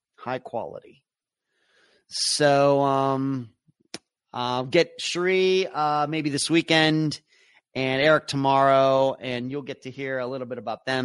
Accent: Leechburg, Pennsylvania, United States; moved away; my hometown of Leechburg, Pennsylvania

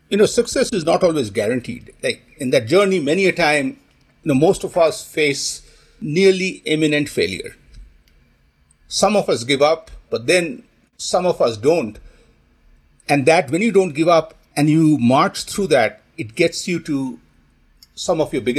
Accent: India; Yeah, I grew up in India

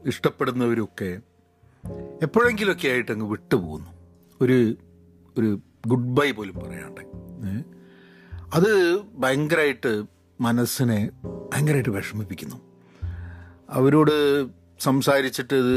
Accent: Dubai, United Arab Emirates; ഞങ്ങൾ ദുബായിലാണ് ഞാൻ ചെറുതാകുമ്പോൾ വളർന്നത്

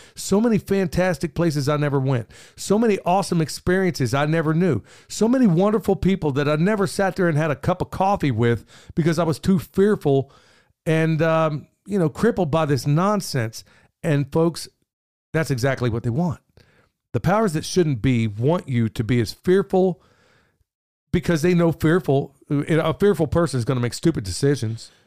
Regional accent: Oklahoma City, Oklahoma, United States; moved away; I grew up in South Oklahoma City

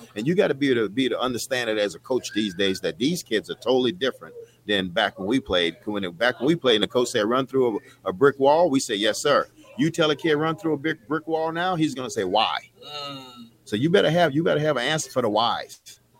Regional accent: Nebraska, United States; It's nothing like walking out that locker room defending the state of Nebraska, and I'm from Nebraska.

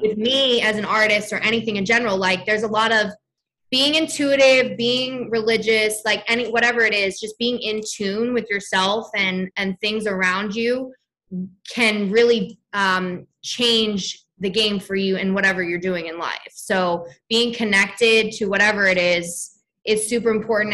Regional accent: New Jersey, United States; now in Los Angeles, United States; I'm from New Jersey. I'm a South Jersey girl

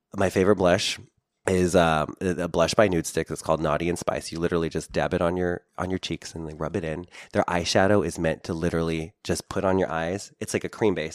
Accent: Philippines; being Filipino

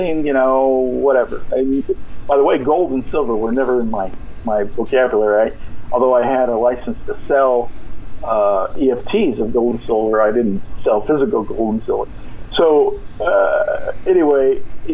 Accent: California, United States; moved away as an adult; I'm from California. I don't live there now

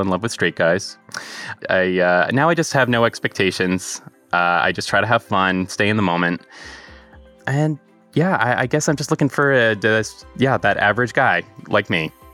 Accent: Marshfield, Massachusetts, United States; I'm 27 from Marshfield, Massachusetts.

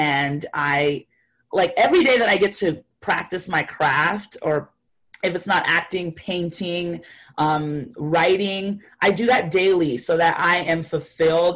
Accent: Florida, United States; also born or lived in Haiti; I come from a small town in Florida. I was born in Haiti, but I grew up in Florida at the age of 5 going on.

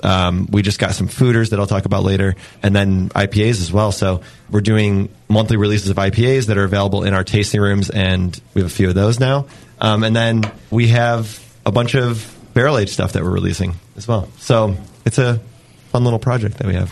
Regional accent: New York, United States; now in San Diego, United States; I'm from New York

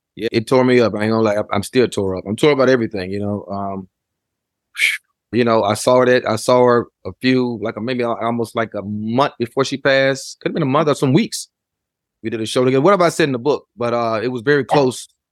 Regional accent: Memphis, Tennessee, United States; as I was growing up in Memphis

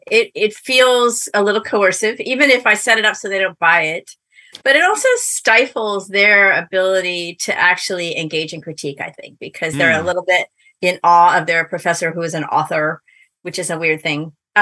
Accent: Bath, Maine, United States; I grew up in Maine. Okay. In a little Episcopal church there in Bath. I was baptized and confirmed and married at Grace Episcopal Church in Bath, Maine.

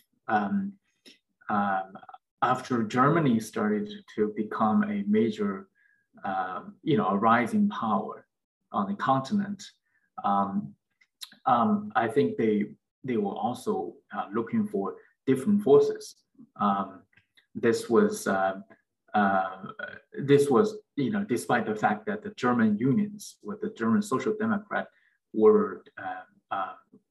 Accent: China; moved away as an adult; also born or lived in United States; now in New York, United States; I grew up in China. I came to the United States for graduate school

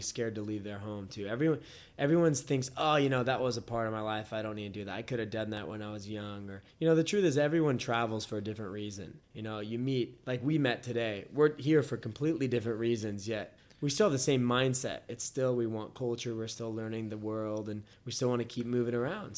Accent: United States; moved away as an adult; also born or lived in Australia; now in Thailand; at least Americans, because we have limitations on how long we can stay

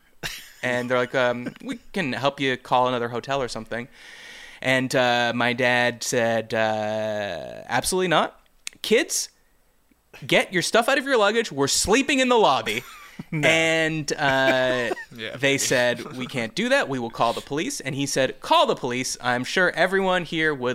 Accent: Canada; I'm Canadian

